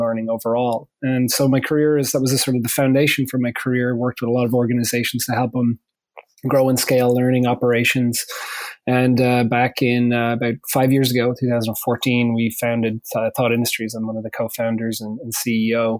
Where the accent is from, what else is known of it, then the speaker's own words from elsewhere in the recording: Ireland; now in United States; I'm originally from Ireland, living here in the United States now